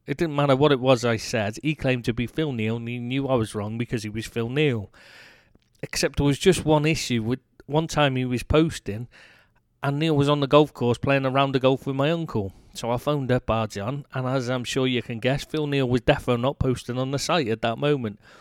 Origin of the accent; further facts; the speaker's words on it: England, United Kingdom; moved away as an adult; now in France; I am bloody English